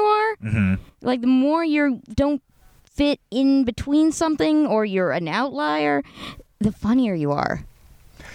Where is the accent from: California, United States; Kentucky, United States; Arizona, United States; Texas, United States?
California, United States; Los Angeles; also born or lived in Santa Monica; I was born in Santa Monica, grew up in Playa del Rey, went to school